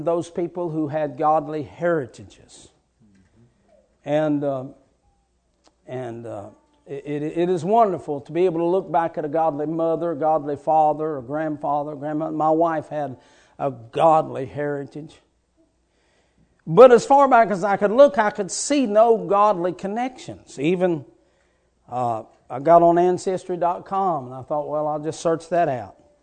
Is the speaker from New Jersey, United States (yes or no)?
no; West Virginia, United States; moved away; I was raised in West Virginia